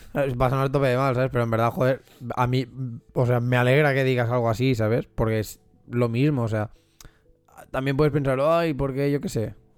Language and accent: Spanish; Catalonia, Spain; yo he nacido aquí o porque yo soy catalán